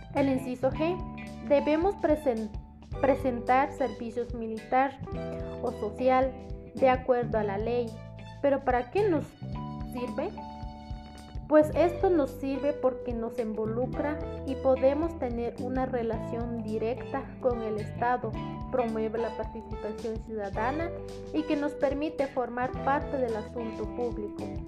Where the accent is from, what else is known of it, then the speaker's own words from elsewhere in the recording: Guatemala; como ciudadano guatemalteco